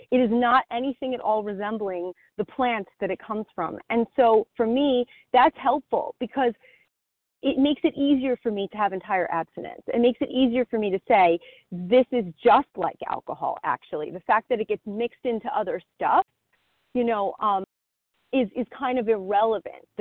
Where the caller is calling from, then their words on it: New Jersey, United States; from New Jersey.